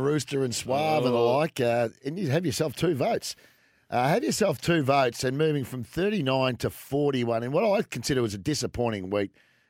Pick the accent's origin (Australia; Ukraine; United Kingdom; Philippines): Australia; I'm an Aussie.